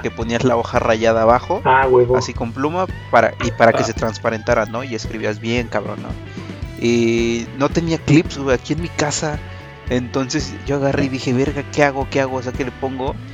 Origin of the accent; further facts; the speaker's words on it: Mexico; los mexicanos